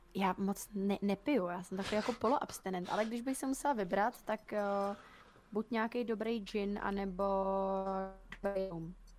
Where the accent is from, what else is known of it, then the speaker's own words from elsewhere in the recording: Czechia; u nás v Čechách